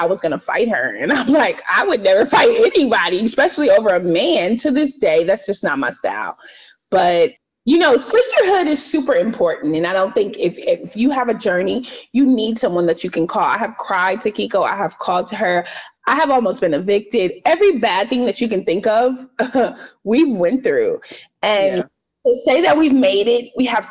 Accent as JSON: {"language": "English", "town": "Los Angeles", "region": "California", "country": "United States", "tie": "born or raised there", "said": "I grew up in South Central too"}